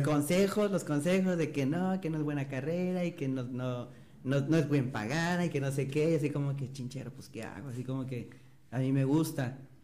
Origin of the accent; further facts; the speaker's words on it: Matamoros, Tamaulipas, Mexico; also born or lived in Ciudad Victoria; yo nací en Matamoros, en Matamoros, me fui a vivir a Ciudad Victoria toda la secundaria y el primer año de prepa y luego regresé a Matamoros otra vez